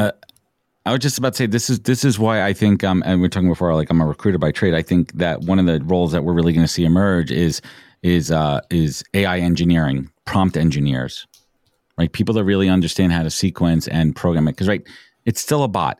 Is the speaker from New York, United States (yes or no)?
yes; New York City, New York, United States; I was growing up in Brooklyn, I remember in elementary school